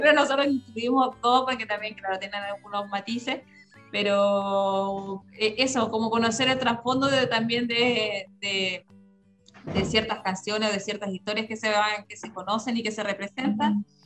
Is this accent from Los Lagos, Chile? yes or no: no; Rapa Nui, Valparaíso, Chile; also born or lived in Viña del Mar; muchos Rapa las raíces nos llaman para vivir acá, yo sé que voy a vivir acá